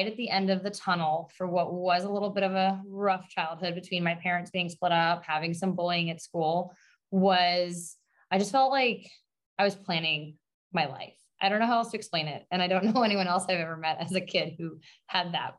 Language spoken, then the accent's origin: English; Long Island, New York, United States; I'm born and raised on Long Island in New York